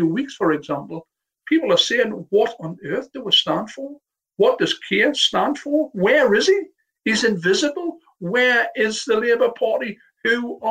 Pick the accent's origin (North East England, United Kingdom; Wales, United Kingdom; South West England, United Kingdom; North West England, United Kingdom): North East England, United Kingdom; the North East; I know I'm from the Northeast